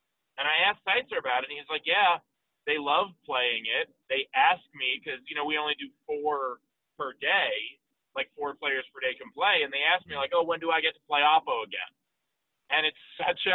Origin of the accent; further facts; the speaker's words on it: New York City, New York, United States; growing up in New York City, I mean, our grade school had, like, the strike zones painted on the outside of it